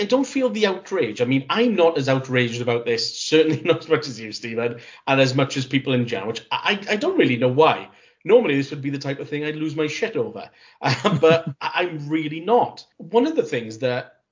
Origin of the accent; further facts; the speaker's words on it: Cardiff, Wales, United Kingdom; my hometown of Cardiff